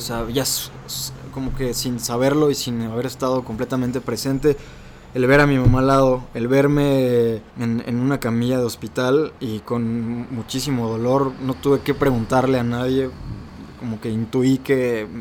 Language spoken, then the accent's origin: Spanish; Salvatierra, Guanajuato, Mexico; Yo soy de Salvatierra, Guanajuato, el pueblo mágico, orgullosamente salvaterrense